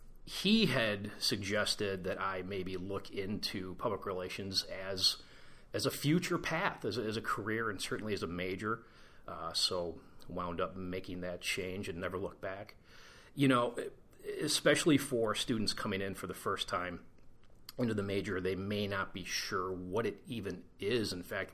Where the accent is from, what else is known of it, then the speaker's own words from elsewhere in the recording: Cleveland, Ohio, United States; Cleveland, Ohio. Go Browns.